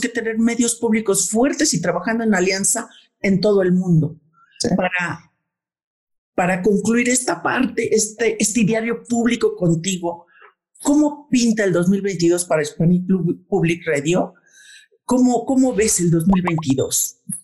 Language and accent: Spanish; Mexico; somos mexicanos